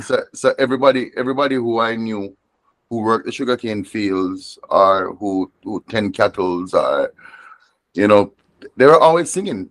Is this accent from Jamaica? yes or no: yes; Moorland Hill, Westmoreland, Jamaica; also born or lived in Savanna-la-Mar, Jamaica; now in Rhode Island, United States; grew up and grew up in a small mountain village called Moorland Hill